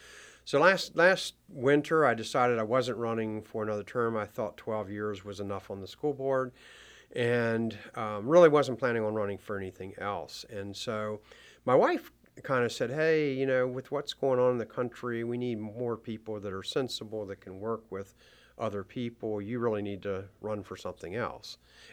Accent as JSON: {"language": "English", "region": "Maryland", "country": "United States", "tie": "born or raised there", "said": "as I grew up and lived in Frederick County, I never really intended on running for political office."}